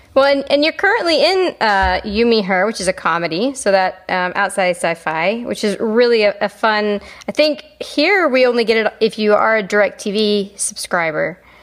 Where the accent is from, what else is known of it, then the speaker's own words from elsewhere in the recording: Calgary, Alberta, Canada; moved away; I spent um, uh, junior high and high school. We, I lived in Calgary